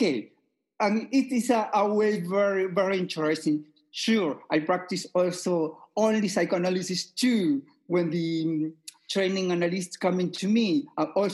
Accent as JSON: {"language": "English", "country": "Peru", "moved": "as an adult", "lives_now": "Vienna, Austria", "said": "I am originally from Peru. Okay, I am living in Austria 30 years."}